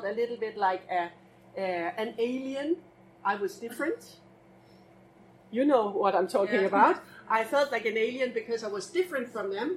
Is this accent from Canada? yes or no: no; Denmark; English is a second language; now in Copenhagen, Denmark; originally I'm actually from this little island. Do you know where this little tiny island is? East of Denmark